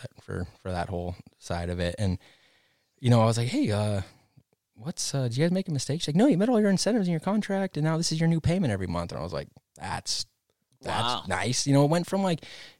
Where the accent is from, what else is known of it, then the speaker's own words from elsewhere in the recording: Big Bear, California, United States; I grew up in Big Bear riding the park